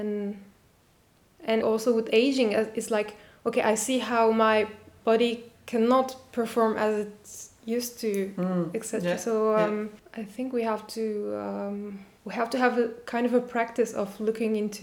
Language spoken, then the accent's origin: English; Turkey; I'm from Turkey and I have parents from all over this geographical place